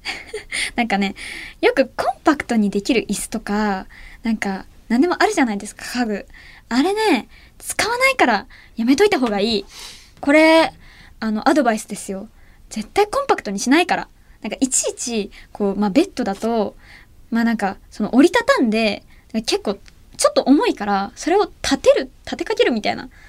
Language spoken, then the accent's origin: Japanese; Ehime, Japan; 愛媛県出身